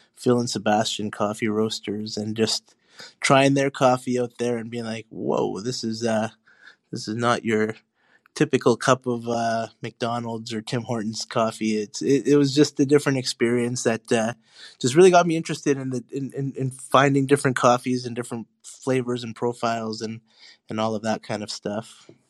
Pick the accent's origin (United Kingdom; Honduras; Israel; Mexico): Honduras; now in Winnipeg, Canada; I was born in Honduras. My family is from Honduras.